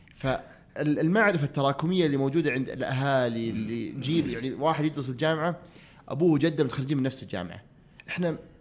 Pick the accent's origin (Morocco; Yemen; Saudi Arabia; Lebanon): Saudi Arabia; Abha, Asir; also born or lived in Riyadh / United States; انا كنت في الصيف في ابها انا في القريه قريتنا وين في السوده